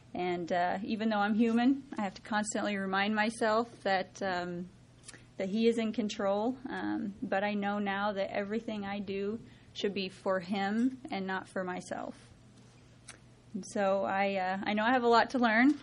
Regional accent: Osborne, Kansas, United States; I grew up in Osborne, Kansas. It's a very small community, about four hours west of here.

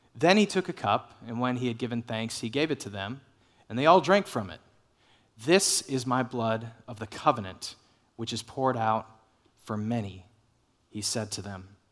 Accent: Dallas, Texas, United States; I grew up in the Dallas area

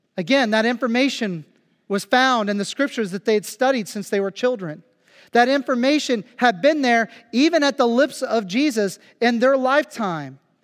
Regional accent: Phillipsburg, Kansas, United States; moved away as an adult; now in Germany; my hometown, Phillipsburg, Kansas

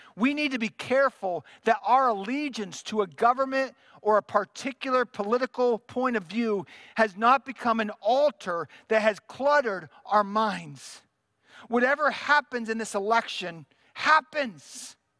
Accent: United States; as American Christians

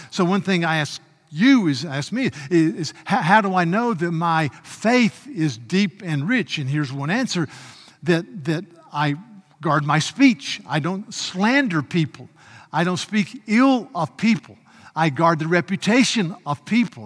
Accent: United States; I had the privilege of being an American

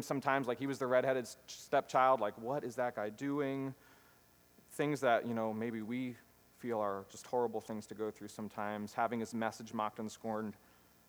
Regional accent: United States; as American Christians

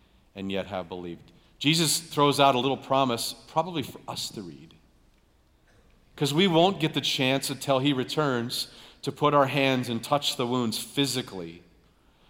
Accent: United States; we grew up here in America

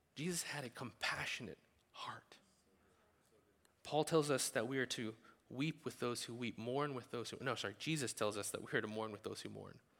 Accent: the South, United States; we're from the South

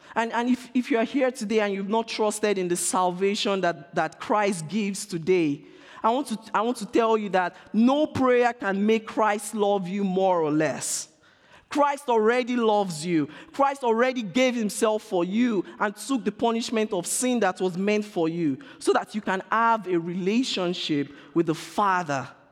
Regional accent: Nigeria; I'm being Nigerian right now.

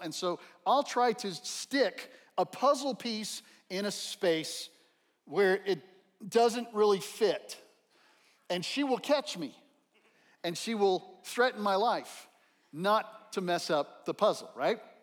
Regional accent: El Paso, Texas, United States; Growing up in El Paso, Texas

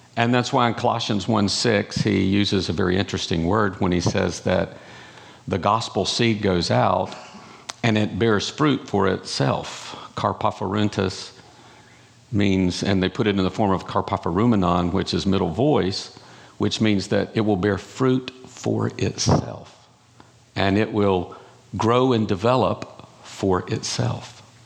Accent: North Carolina, United States; I'm from North Carolina, in case you didn't catch that accent

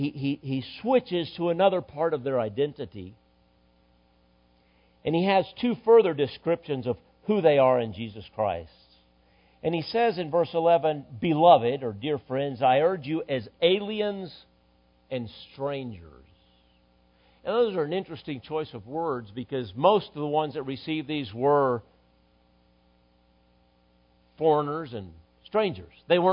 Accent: Dallas, Texas, United States; born there; And in many ways, I feel at home in Mesquite, Texas. And I was born in Dallas.

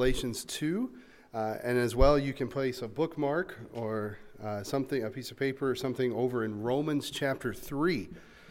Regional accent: the South, United States; moved away; I'm originally from the South.

